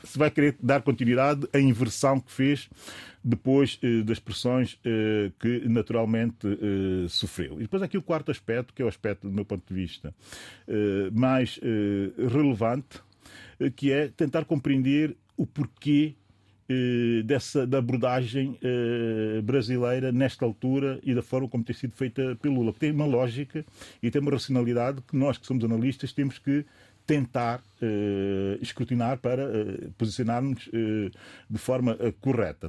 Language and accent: Portuguese; São Tomé & Príncipe; enquanto São Tomense